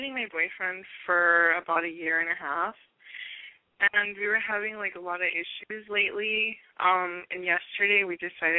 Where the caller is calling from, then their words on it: Long Beach, California, United States; I'm 21, and I'm calling from Long Beach.